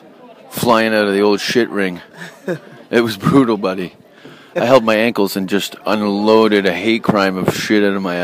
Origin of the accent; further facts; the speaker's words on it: Hamilton, Ontario, Canada; moved away as an adult; also born or lived in Vancouver, British Columbia; I was born in Hamilton, but I moved to Vancouver, British Columbia in 93